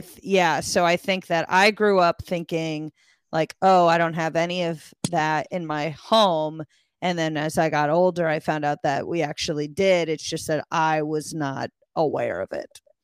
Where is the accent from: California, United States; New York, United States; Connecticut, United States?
Connecticut, United States; moved away as an adult; also born or lived in Texas; in Connecticut, we don't use those